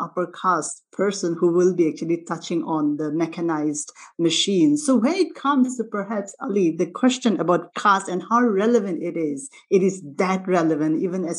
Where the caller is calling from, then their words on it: Melbourne, Victoria, Australia; I'm speaking from Melbourne, so I would like to acknowledge the Indigenous people of the land, the Wurundjeri people